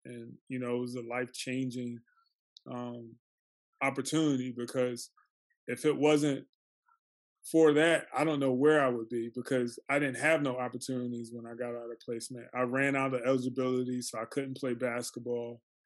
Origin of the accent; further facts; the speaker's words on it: Philadelphia, Pennsylvania, United States; I grew up in North Philly